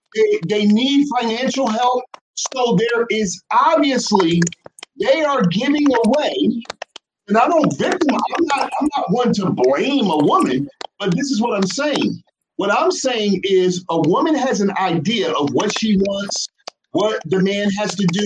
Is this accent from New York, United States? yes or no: no; New Jersey, United States; we from New Jersey